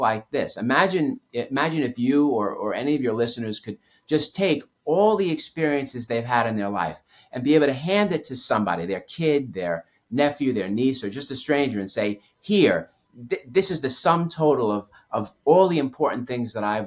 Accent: New York City, New York, United States; I grew up in New York City

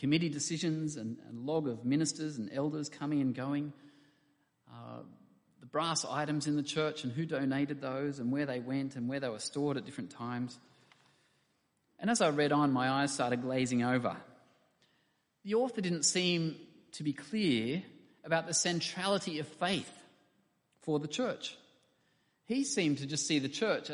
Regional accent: Camden, New South Wales, Australia; I grew up in Camden when it was much smaller than it is now, on the outskirts of Sydney.

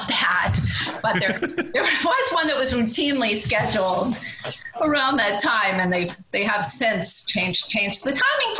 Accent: right outside of Boston, Massachusetts, United States; moved away as an adult; I grew up right outside of Boston.

